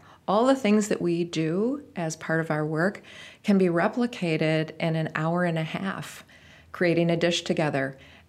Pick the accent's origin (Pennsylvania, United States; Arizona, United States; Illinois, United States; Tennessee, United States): Illinois, United States; Rockford; And I decided to come back to Rockford, which is my hometown where I grew up, and see if it was going to work.